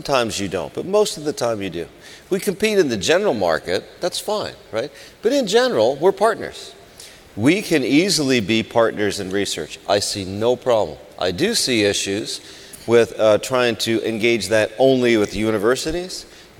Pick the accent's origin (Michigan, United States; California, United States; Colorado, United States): California, United States; See, it says SEG, and I'm from California.